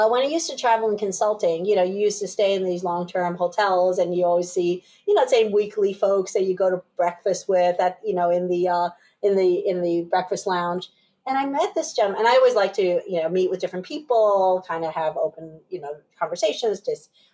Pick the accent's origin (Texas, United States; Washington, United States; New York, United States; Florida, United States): New York, United States; upstate; also born or lived in Taipei, Taiwan / Pennsylvania; ended up settling in upstate New York probably within that year. Grew up and went all the way through high school there